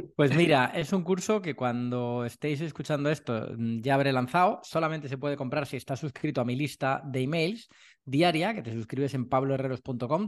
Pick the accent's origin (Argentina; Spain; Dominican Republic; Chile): Spain; Madrid, Community of Madrid; moved away as an adult; now in Málaga, Spain; yo soy de Madrid, vivía en Madrid durante toda mi vida y, me vine a Málaga hace cosa un año